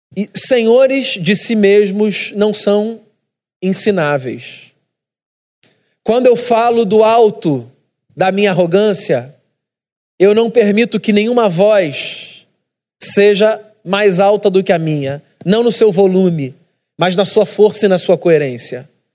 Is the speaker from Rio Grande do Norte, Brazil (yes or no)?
no; Rio de Janeiro, Brazil; como carioca